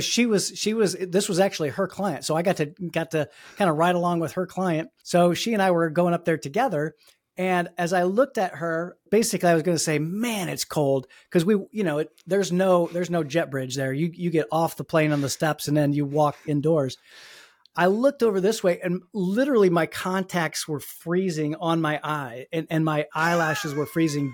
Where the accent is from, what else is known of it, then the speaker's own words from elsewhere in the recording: Fort Wayne, Indiana, United States; now in Pittsburgh, United States; where I grew up in Fort Wayne, I, I, I grew up in, you know, a s, relatively small Midwestern town